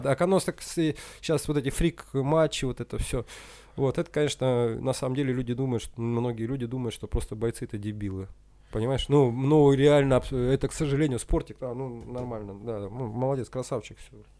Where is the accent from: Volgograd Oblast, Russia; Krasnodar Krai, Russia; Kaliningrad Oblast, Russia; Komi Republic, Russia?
Komi Republic, Russia; Usinsk; moved away as an adult; also born or lived in Kyiv, Ukraine; now in Moscow, Russia; я парень из Усинска